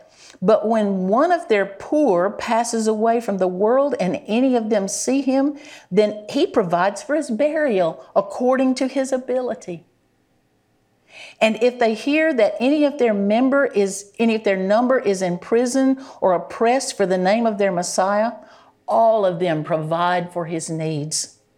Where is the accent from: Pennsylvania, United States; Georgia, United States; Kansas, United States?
Georgia, United States; I'm from Georgia.